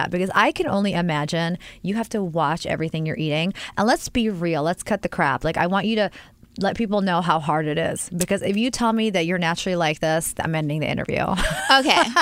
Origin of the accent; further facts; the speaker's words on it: New York, United States; Also, I'm like over... a New Yorker.